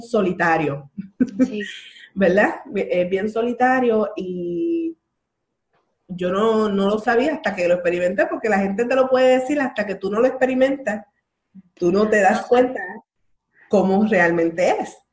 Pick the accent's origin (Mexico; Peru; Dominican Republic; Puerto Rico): Puerto Rico; Bayamón; yo soy de Bayamón